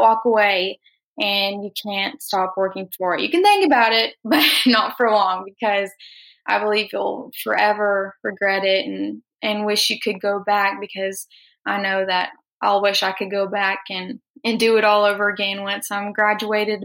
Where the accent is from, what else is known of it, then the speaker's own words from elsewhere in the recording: Bristol, Oklahoma, United States; I'm from Bristol, Oklahoma. I'm a senior at Bristol High School